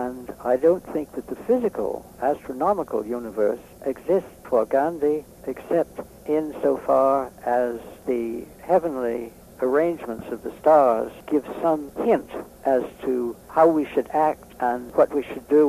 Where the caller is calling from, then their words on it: Massachusetts, United States; I'm talking from Massachusetts, which is very blue.